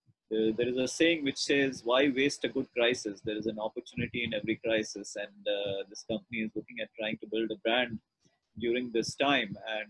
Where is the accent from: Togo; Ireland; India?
India; Ranchi, Jharkhand; also born or lived in Patna / Jamshedpur / Coimbatore / Lucknow; So I was born in Patna, grew up in Ranchi, Jamshedpur, Coimbatore, Lucknow.